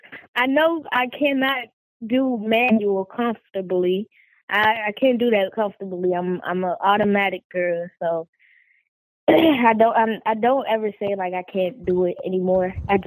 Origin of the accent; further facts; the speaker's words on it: Oklahoma, United States; also born or lived in Las Vegas, Nevada; I was born in Las Vegas, but raised in Oklahoma. So I have, you know, different sides of me. I have my Vegas side, my Oklahoma side, and I've moved many places in my life.